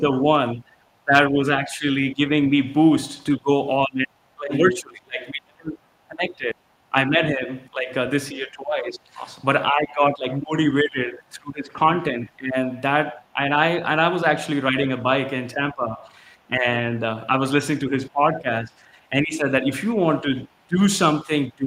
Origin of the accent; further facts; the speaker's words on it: India; moved away as an adult; now in United States; I born and raised in India, came to the US in 2015 with my wife